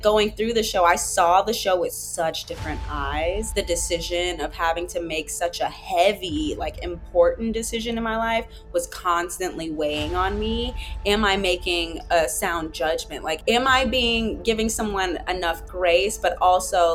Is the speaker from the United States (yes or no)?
yes; Atlanta, Georgia, United States; Yeah, I grew up in Atlanta, Georgia. Well, more metro Atlanta.